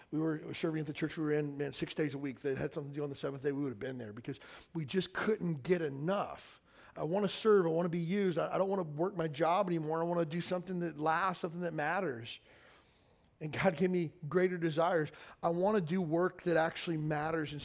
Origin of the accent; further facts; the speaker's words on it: Kentucky, United States; I grew up in Kentucky in a small town